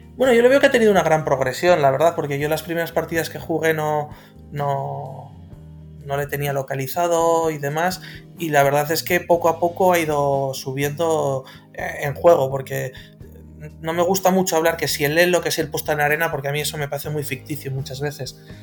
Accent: Bilbao, Basque Country, Spain; Yo soy de Bilbao, del norte

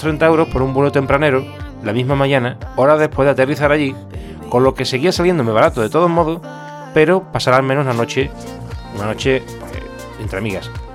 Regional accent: Seville, Andalusia, Spain; mi ciudad natal, Sevilla

